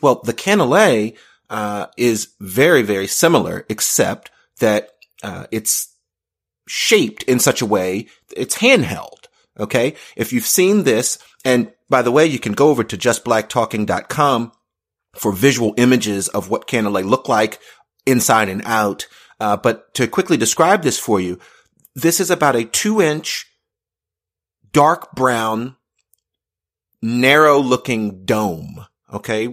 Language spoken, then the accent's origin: English; United States; I'm Black. I'm American.